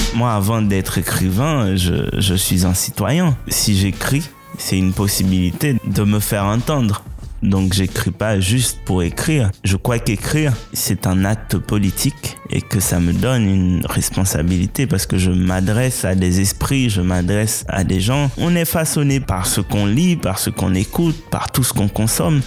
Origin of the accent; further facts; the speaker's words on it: Haiti; first language Haitian Creole; French is a second language; étant haïtien et en grandi en Haïti, mon imaginaire, il est plutôt lié à ma langue première, euh, ma langue maternelle, euh, le créole haïtien.